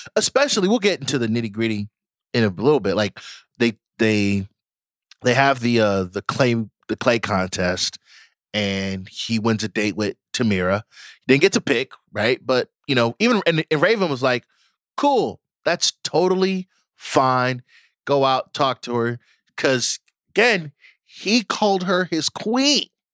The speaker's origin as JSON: {"language": "English", "country": "Nigeria", "said": "I am Nigerian"}